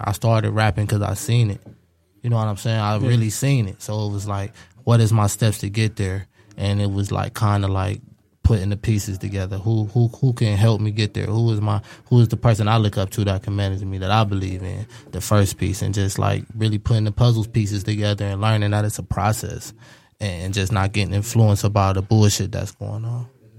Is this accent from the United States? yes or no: yes; Cleveland, Ohio, United States; I'm from Cleveland